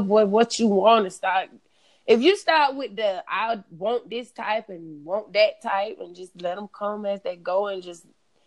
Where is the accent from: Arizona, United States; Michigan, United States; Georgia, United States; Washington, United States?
Georgia, United States; I'm from Georgia.